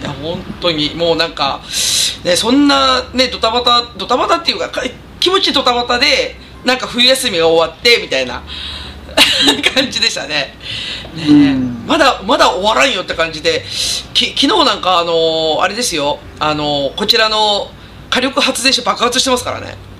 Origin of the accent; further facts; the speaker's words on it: Katsuyama, Fukui, Japan; now in Gifu, Japan; 私ほら北陸出身なんで